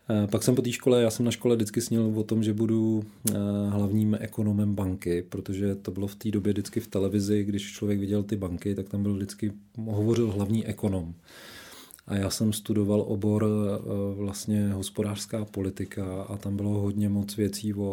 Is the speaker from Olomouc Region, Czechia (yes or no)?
yes; Šumperk, Olomouc Region, Czechia; Já vždycky zahajuju svůj životopis tím, že jsem se narodil v Šumperku